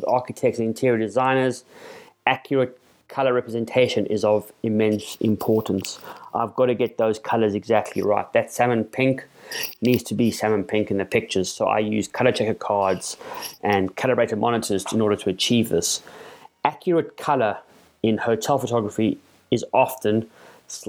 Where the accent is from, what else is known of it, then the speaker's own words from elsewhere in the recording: South Africa; my home country of South Africa